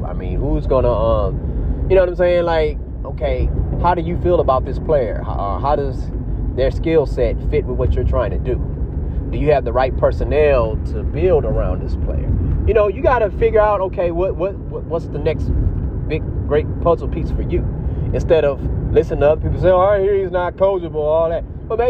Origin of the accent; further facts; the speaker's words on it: Texas, United States; hey, man, I'm a Texan.